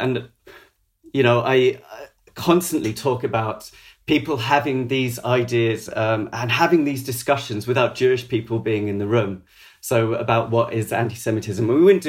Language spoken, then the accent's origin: English; Maidenhead, South East England, United Kingdom; I want to make it really clear that I was brought up in Maidenhead.